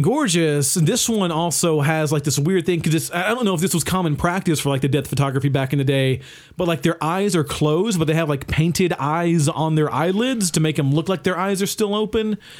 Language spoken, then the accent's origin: English; the South, United States; growing up in the South